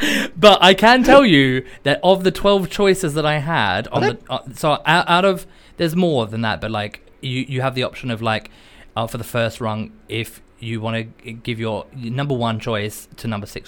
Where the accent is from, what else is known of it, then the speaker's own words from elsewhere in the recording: North East England, United Kingdom; accent: Geordie; But I've come back to the UK. Mm. Who am I? I'm Geordie.